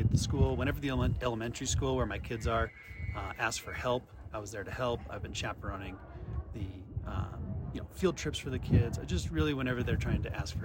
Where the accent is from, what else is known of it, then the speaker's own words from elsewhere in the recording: Nevada, United States; moved away as an adult; also born or lived in Colorado; now in Estes Park, United States; I grew up in Nevada, but came to Colorado actually to get my master's degree